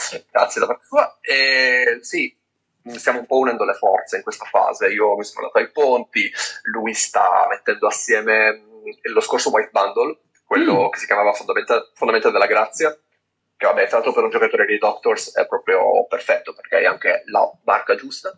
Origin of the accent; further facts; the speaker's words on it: Turin, Piedmont, Italy; now in near Lainate, Italy; io vivo nei paraggi, ma sono di Torino